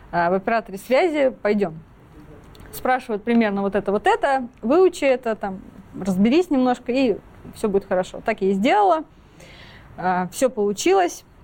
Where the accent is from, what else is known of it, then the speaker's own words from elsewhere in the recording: Kaliningrad, Kaliningrad Oblast, Russia; Я из Калининграда сама э, родом училась в школе